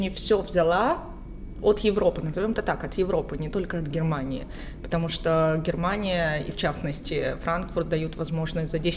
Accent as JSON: {"language": "Russian", "country": "Ukraine", "said": "Слушайте, мне сейчас нравится говорить, что я грузинка, потому что я очень долго не говорила этого. А, позиционировала себя только как украинка"}